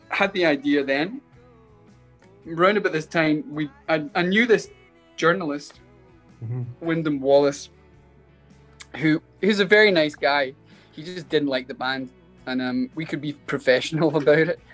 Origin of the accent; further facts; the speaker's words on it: Glasgow, Scotland, United Kingdom; now in Los Angeles, United States; we're Scottish